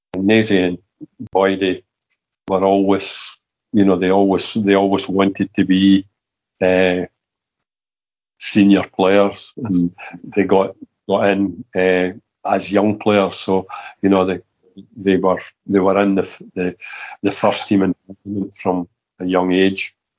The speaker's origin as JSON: {"language": "English", "town": "Kilmarnock", "region": "Scotland", "country": "United Kingdom", "tie": "born or raised there", "said": "I was brought up in Kilmarnock and I was brought up supporting Kilmarnock"}